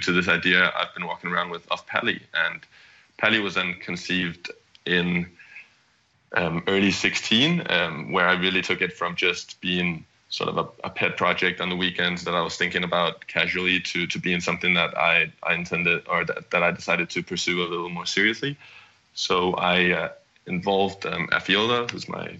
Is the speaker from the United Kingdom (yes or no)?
no; Copenhagen, Capital Region of Denmark, Denmark; moved away as an adult; also born or lived in California, United States; I'm originally from Copenhagen, Denmark, and moved across the pond to the US in 2010